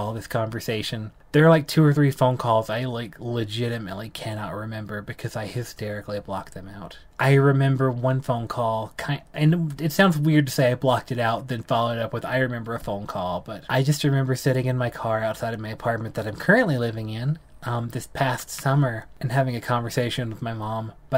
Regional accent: South Carolina, United States; moved away as an adult; now in Colorado, United States; I grew up in South Carolina, Southern conservative

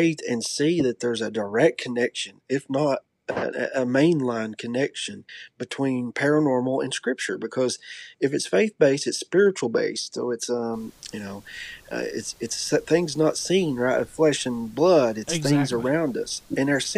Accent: Eastern Kentucky, United States; I grew up obviously in Eastern Kentucky

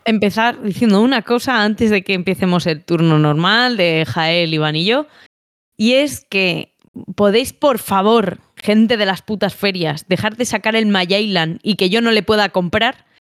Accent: Palencia, Castile and León, Spain; soy de Palencia

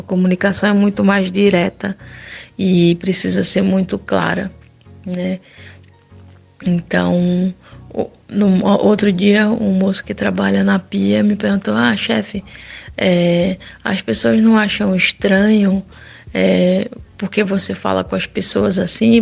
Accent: Brazil; moved away; a gente é do Brasil

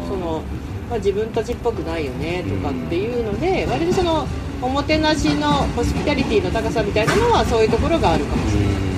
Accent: Hokuto, Yamanashi, Japan; 私がそのあのレース開催している地域の生まれも育ちもねで小淵沢っていう地域があの馬の町

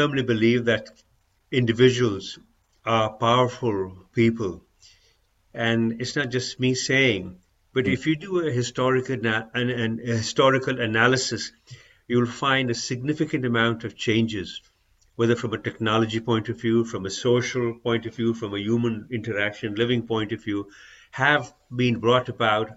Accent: Pakistan; moved away; I'm originally from Pakistan

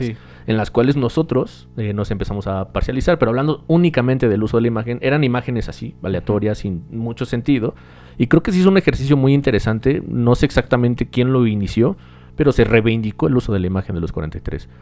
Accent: Mexico; para nosotros en México

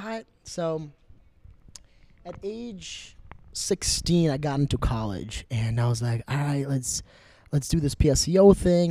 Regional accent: Brooklyn Park, Minnesota, United States; I was born in Brooklyn Park, Minnesota, which is a little bit up north of here

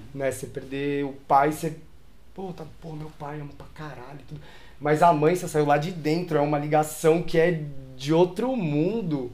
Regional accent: São Paulo, Brazil; eu nasci em São Paulo, sou local de São Paulo, nasci na Vila Prudente, uhum. morei na Zona Leste

